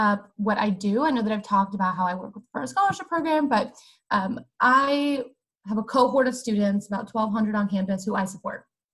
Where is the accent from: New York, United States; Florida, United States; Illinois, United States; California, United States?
Florida, United States; Weeki Wachee; I am from the City of Live Mermaids, Wikiwachi, Florida